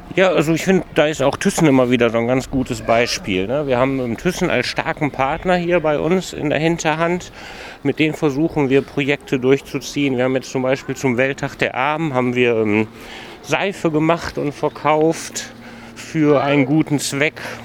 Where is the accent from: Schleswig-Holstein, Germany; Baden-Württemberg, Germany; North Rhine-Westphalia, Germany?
North Rhine-Westphalia, Germany; Mülheim an der Ruhr; ich komme aus Mülheim